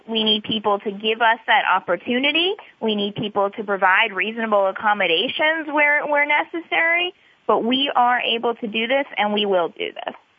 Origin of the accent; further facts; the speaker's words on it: Atlanta, Georgia, United States; I am originally from Atlanta